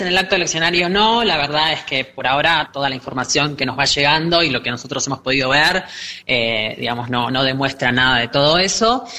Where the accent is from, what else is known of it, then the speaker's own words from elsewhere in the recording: Argentina; nosotros como ciudadanos argentinos, además parlamentarios